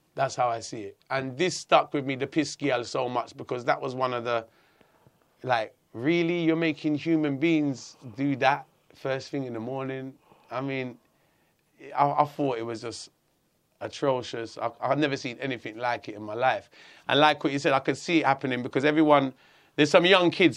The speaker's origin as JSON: {"language": "English", "region": "London", "country": "United Kingdom", "tie": "born or raised there", "said": "I grew up in Hackney, a, a very multicultural area"}